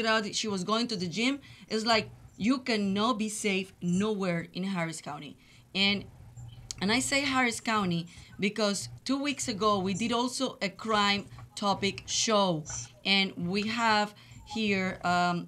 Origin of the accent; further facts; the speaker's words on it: Colombia; English is a second language; moved away as an adult; also born or lived in Laredo, Texas; now in Houston, United States; I've been living in Houston for 21 years. I'm from Colombia. I came to this country in 1997